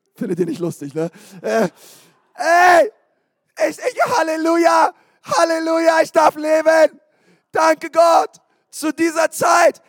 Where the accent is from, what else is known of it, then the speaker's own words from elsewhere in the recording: Berlin, Germany; ich bin in Berlin geboren